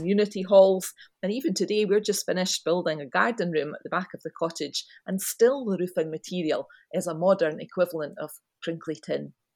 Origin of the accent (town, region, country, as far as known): Scotland, United Kingdom